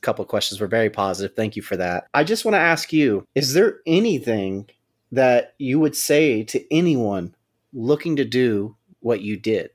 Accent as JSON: {"language": "English", "region": "Louisiana", "country": "United States", "moved": "yes", "lives_now": "Los Angeles, United States", "said": "I'm from Louisiana"}